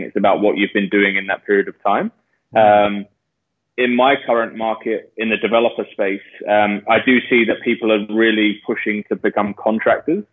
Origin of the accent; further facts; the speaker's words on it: London, United Kingdom; moved away as an adult; now in Australia; I'm from London. Uh, I've been living in Australia for the last eight years